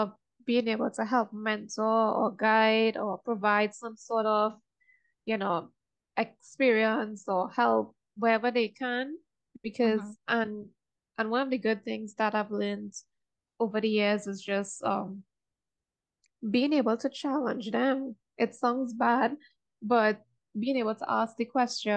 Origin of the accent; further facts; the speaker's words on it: Trinidad & Tobago; I'm from Trinidad.